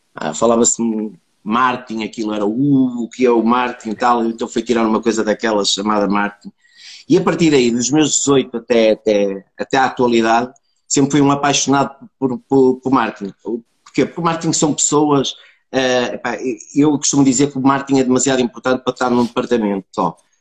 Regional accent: Braga, Norte, Portugal; also born or lived in Póvoa de Lanhoso; nasci na Póvoa de Lanhoso, entretanto vim viver para Braga, uh, pronto, estudei

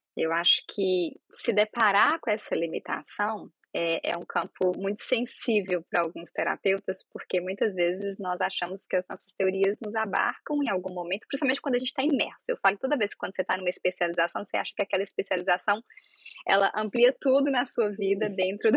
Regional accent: Minas Gerais, Brazil; moved away as an adult; also born or lived in Santa Catarina; now in United States; eu sou de Minas Gerais

